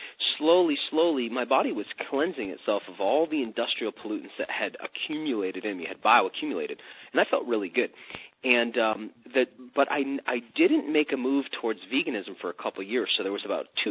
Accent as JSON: {"language": "English", "country": "United States", "said": "as an American, as an extremist, as a boy growing up at that time in American history"}